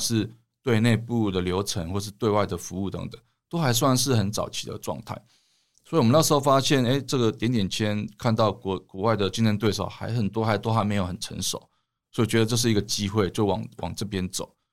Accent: Tainan, Taiwan; 因为我是台南人啊，所以我就在台南创业

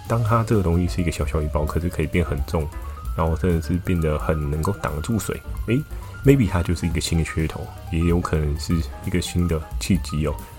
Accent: Keelung, Taiwan; 小时候住在基隆

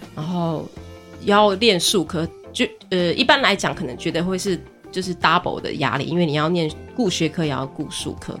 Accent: Fenqihu, Chiayi County, Taiwan; now in Donghe, Taitung, Taiwan; 我老家在奋起湖

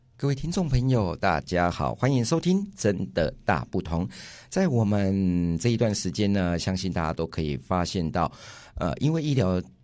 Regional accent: Yilan County, Taiwan; 我们宜兰这边

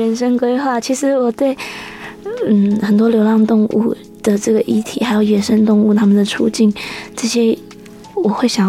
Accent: Hsinchu, Taiwan; now in Taitung, Taiwan; 在新竹。

